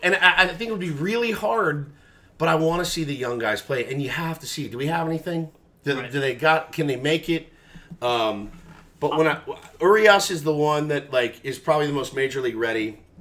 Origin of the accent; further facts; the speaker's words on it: Texas, United States; I grew up in Texas